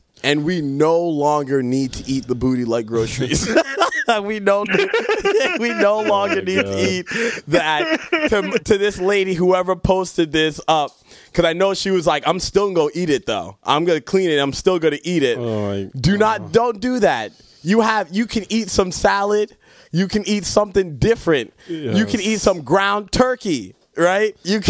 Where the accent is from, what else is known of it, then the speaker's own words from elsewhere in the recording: Jamaica; And I'm Jamaican, so we don't eat that type.